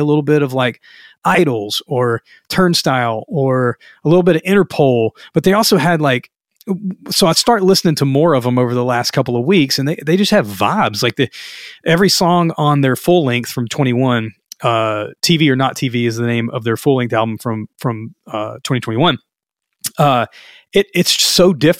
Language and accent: English; Louisiana, United States; I'm from Louisiana.